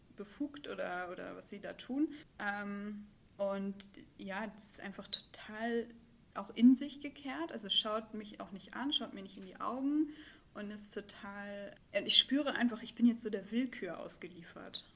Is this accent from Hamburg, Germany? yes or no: yes; Hamburg, Germany; moved away as an adult; Hamburgerin gewesen oder bin es ja auch immer noch, aber dann ja vor zwei oder drei Jahren äh, beschlossen, ins Ausland zu gehen